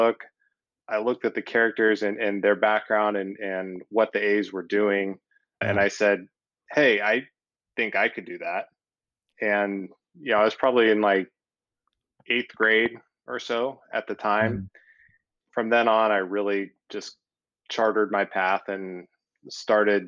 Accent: Chico, California, United States; I grew up in Chico, up in North Valley, California

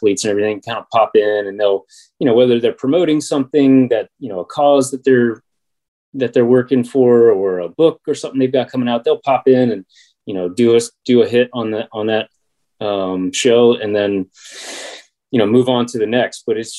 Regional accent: District of Columbia, United States; like my hometown station, 106.7 up in the DC area, and like the Sports Junkies

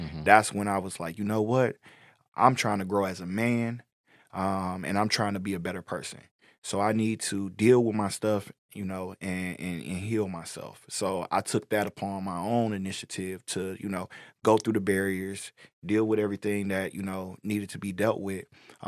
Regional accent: Inkster, Michigan, United States; moved away as an adult; now in Detroit, United States; I'm not from Detroit, you know, I'm from Inkster, so I'm from a smaller black community right outside of Detroit

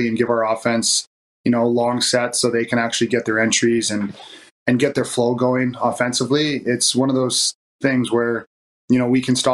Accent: Coquitlam, British Columbia, Canada; moved away; I actually grew up in Coquitlam

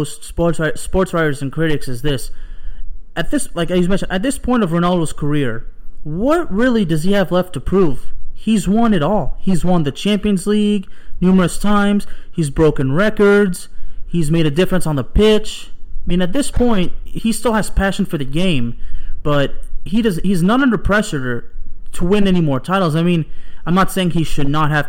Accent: Lyon, Auvergne-Rhône-Alpes, France; moved away; Olympique Lyonnais, the club of my hometown, Lyon, France. Une ville qui est hyper belle, je la manque beaucoup

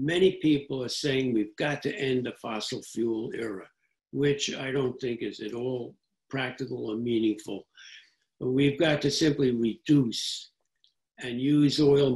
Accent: New York City, New York, United States; I grew up in New York City

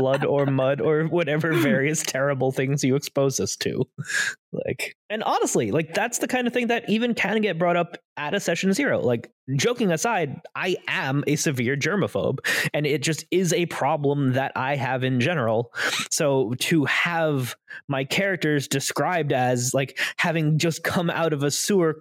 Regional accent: Florida, United States; I grew up in Florida

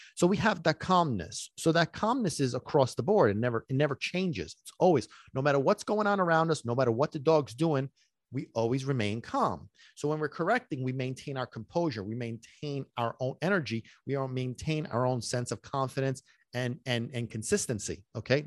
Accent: New York City, New York, United States; also born or lived in Sicily; now in New Jersey, United States; I'm a native New Yorker. I was born in Brooklyn

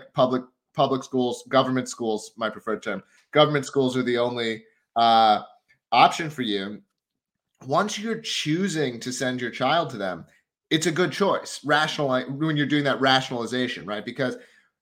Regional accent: Philadelphia, Pennsylvania, United States; I grew up in the Philly area and lived in West Philadelphia for about 5 years.

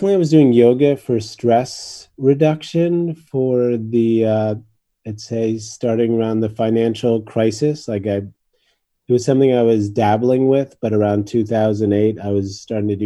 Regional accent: New York, United States; moved away; also born or lived in Japan; I grew up in New York in the 60s

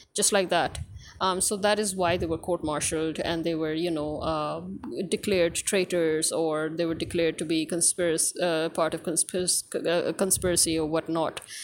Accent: Pakistan

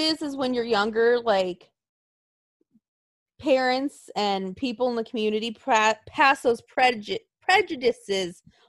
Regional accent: the South, United States; born there; Well, I was born in the South and that's all I heard.

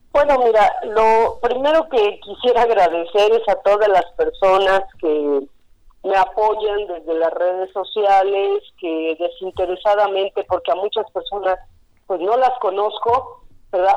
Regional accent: Cuernavaca, Morelos, Mexico; Soy de Cuernavaca, siempre he vivido en el mismo lugar, no me voy a ir de aquí

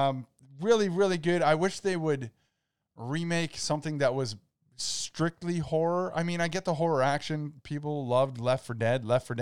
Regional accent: Canada; I call it Zed because I'm Canadian.

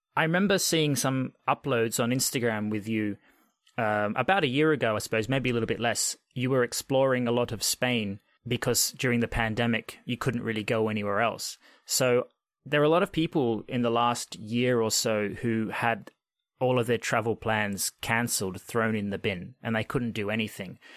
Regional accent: Australia; moved away; I grew up in Australia and I spent many years in a town probably similar size to you

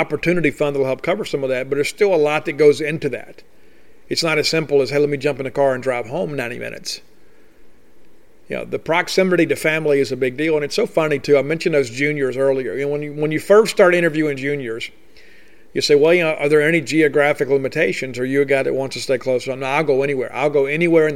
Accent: Columbia, Mississippi, United States; there's some of our kids that live in Mississippi, you know, and I was one of them. I mean, I'm growing up in Columbia

